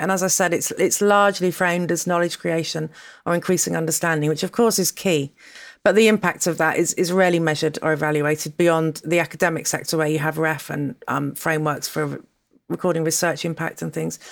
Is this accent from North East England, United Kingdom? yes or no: no; Dorset, South West England, United Kingdom; moved away; also born or lived in London / Rome; I grew up in Dorset